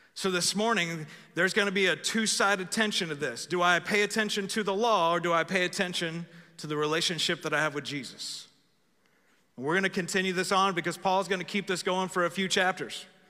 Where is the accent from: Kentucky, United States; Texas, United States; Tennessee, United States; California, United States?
Texas, United States; I am American after all. Some of y'all thought I was Texan. Actually, I'm American first